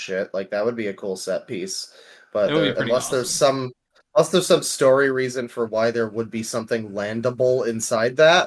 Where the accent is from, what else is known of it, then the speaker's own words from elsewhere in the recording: Canada; I am the Canadian